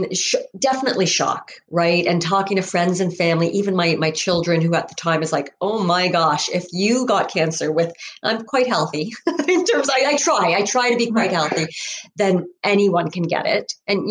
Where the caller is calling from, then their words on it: Ontario, Canada; I am coming from Ontario, Canada.